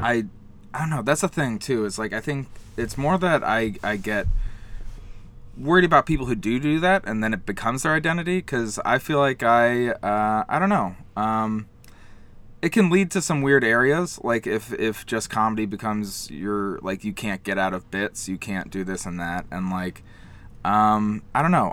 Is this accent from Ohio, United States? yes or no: yes; Columbus, Ohio, United States; moved away as an adult; now in New York, United States; I'm from Columbus, Ohio